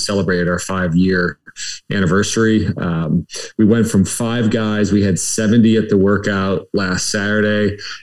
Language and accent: English; Detroit, Michigan, United States; now in Florida, United States; I'm originally from the Detroit area